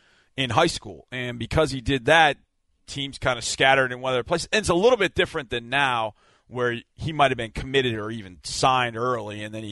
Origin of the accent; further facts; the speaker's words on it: Texas, United States; I'm from Texas.